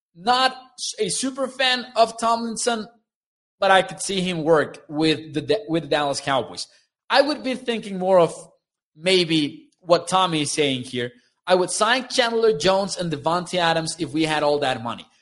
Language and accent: English; Mexico; They came to my hometown, the, the Mexico series